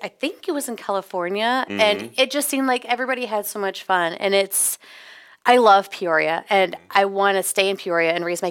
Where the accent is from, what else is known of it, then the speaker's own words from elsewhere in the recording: Scotland, United Kingdom; No, I'm Scottish.